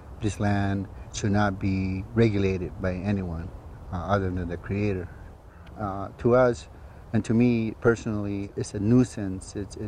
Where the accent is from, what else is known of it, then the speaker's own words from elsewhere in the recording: United States; it created a division among our own people, the Yaquis, where you're from Mexico and I'm from America, and we just don't mix.